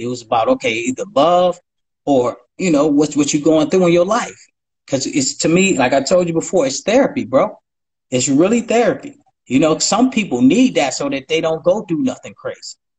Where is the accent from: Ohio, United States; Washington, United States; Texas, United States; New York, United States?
Ohio, United States; I'm from Ohio